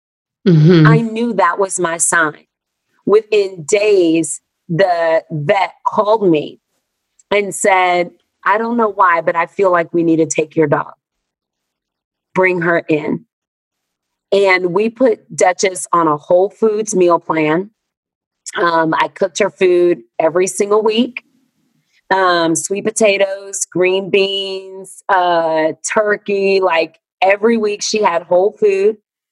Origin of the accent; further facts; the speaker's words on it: the South, United States; born there; I was born Black and in America and in the South in the 70s